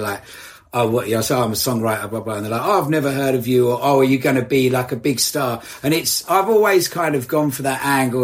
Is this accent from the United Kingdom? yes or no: yes; Essex, East of England, United Kingdom; I grew up in Essex